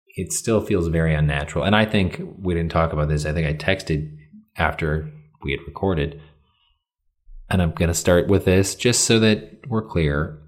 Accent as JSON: {"language": "English", "region": "Michigan", "country": "United States", "moved": "yes", "lives_now": "Illinois, United States"}